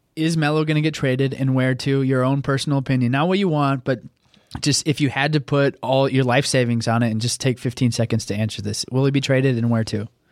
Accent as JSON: {"language": "English", "region": "Oklahoma", "country": "United States", "tie": "born or raised there", "said": "I grew up in Oklahoma"}